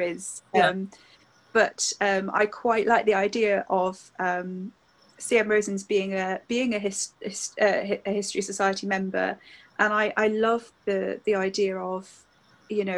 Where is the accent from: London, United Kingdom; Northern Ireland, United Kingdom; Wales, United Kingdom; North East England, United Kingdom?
Wales, United Kingdom; Newport; when I was growing up in Newport, Tredegar House was my local kind of big stately home